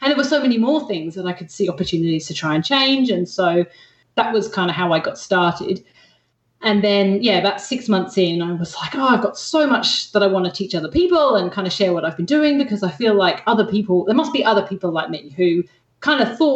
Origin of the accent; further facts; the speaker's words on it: England, United Kingdom; accent: hybrid English-Australian; now in Australia; Australian, and everyone in Australia thinks I sound English. So I've got this weird kind of like